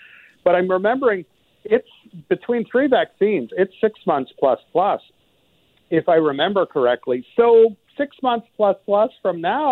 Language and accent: English; Quebec, Canada; moved away; I'm actually from Quebec originally.